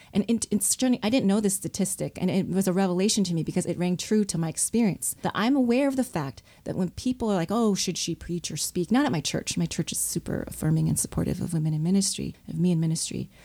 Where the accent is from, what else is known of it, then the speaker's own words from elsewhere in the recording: Southfield, Michigan, United States; I was born in Michigan, in Southfield, Michigan, and we lived near, in a suburb of Detroit